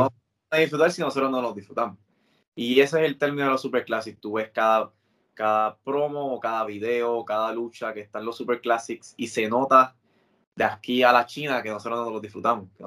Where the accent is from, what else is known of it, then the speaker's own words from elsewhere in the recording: Puerto Rico; yo crecí viendo aquí en Puerto Rico